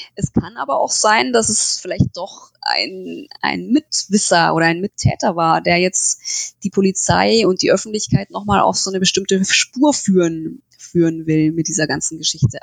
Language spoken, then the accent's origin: German; Türkenfeld, Bavaria, Germany; also born or lived in near Munich; Ich bin groß geworden in Türkenfeld. Das ist so ein kleines Dorf in der Nähe vom Ammersee in Oberbayern